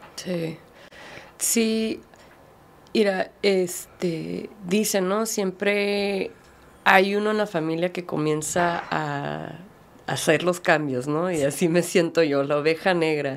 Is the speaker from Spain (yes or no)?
no; United States; crecí como en, Estados Unidos, como minoría, como latina y mexicana